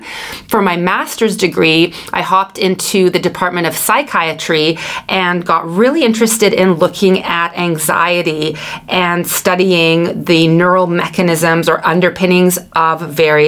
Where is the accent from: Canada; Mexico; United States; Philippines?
Canada; Vancouver, British Columbia; I hail from Vancouver, British Columbia, Canada